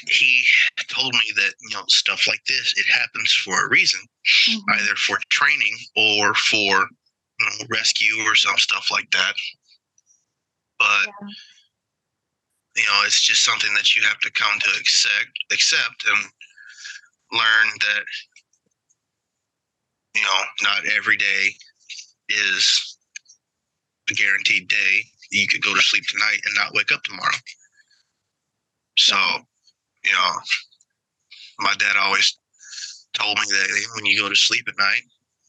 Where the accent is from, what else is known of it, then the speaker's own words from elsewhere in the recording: Charleston, South Carolina, United States; I grew up in South Carolina on the Charleston Naval Base.